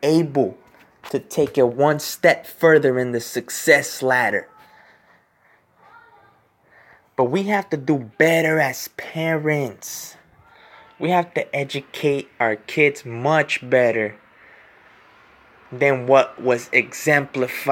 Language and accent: English; California, United States; I was born here in California.